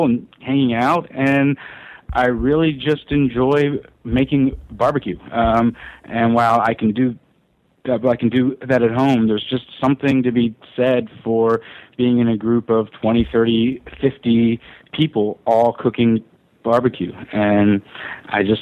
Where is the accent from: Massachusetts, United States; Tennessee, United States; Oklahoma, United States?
Tennessee, United States; Memphis; I grew up in Memphis